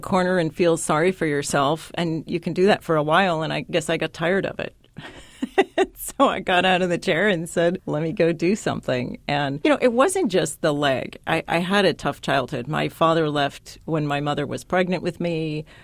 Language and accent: English; San Diego, California, United States; I grew up in San Diego, California